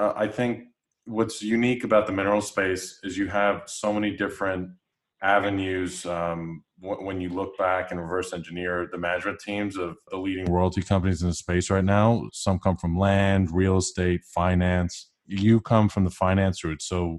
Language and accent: English; Long Island, Suffolk County, New York, United States; moved away as an adult; now in Houston, United States; I grew up in Long Island as well, in Suffolk County, nonetheless.